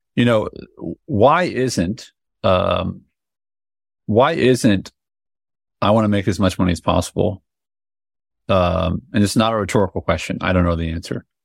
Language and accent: English; United States; I'm an American